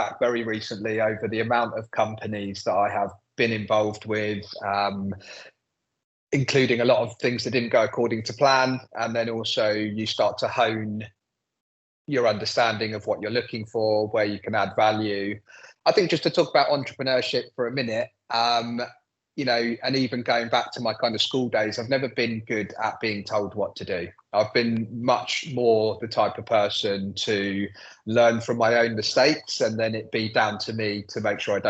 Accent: London, United Kingdom; I'm born and bred in London, I'm very proud of it, love London

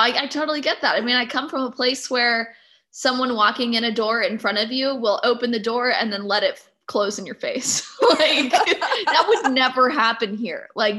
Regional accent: California, United States; moved away as an adult; also born or lived in Georgia, United States; now in Iowa, United States; I grew up on the West Coast. I spent 6 years between school and work in the South.

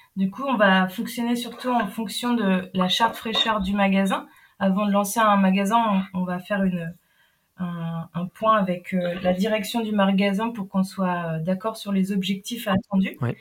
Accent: Brittany, France; now in Nantes, France; je suis bretonne basé à mm. Nantes actuellement.

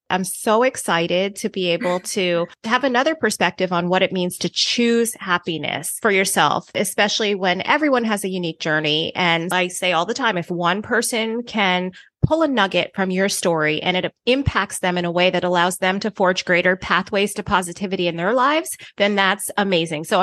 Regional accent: U.S. Virgin Islands; I hate to be cold because I grew up in the Virgin uh-huh. Islands

